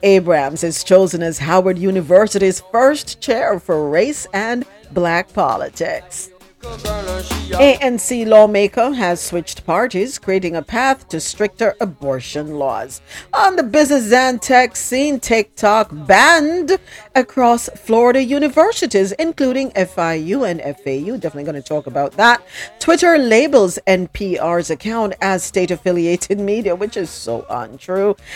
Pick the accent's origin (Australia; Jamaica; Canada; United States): Jamaica; I, am from Jamaica